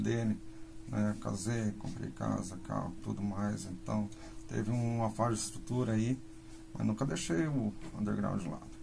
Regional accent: Londrina, Paraná, Brazil; sou de Londrina, tô aqui

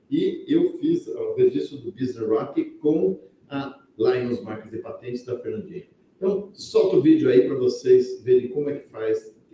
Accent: Avaré, São Paulo, Brazil; eu sou nasci em Avaré, né, então sou um cara é avarento.

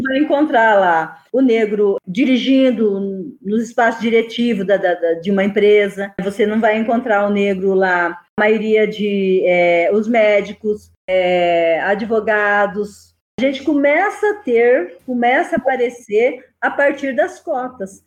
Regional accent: Brazil; eu não sou africana eu não sou afro-brasileira eu sou brasileira

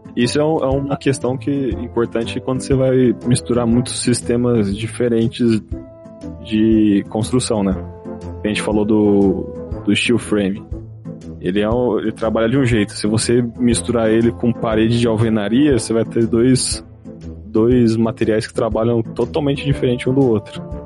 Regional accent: Osasco, São Paulo, Brazil; A minha, a minha casa, quando eu morava, quando eu era jovem, minha infância lá em Osasco

